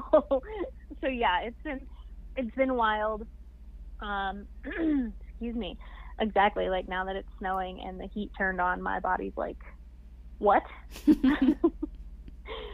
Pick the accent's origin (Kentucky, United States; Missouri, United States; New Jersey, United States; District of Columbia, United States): Kentucky, United States; also born or lived in Ohio; now in Denver, United States; I'm from Kentucky